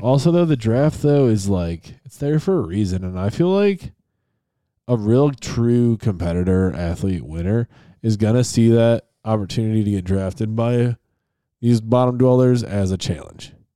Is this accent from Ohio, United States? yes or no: no; Buffalo, New York, United States; they are my hometown team